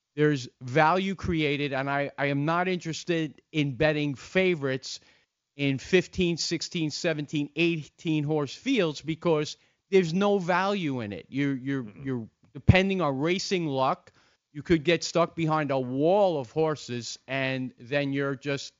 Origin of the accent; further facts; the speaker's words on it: Long Beach, New York, United States; also born or lived in Island Park, New York; I lived in uh, Long Beach